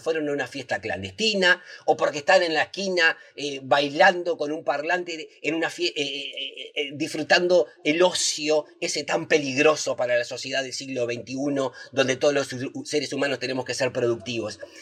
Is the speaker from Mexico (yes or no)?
no; Uruguay; Los uruguayos virtuosos que mantuvimos a raya el coronavirus en 2020 somos los mismos uruguayos y uruguayas virtuosas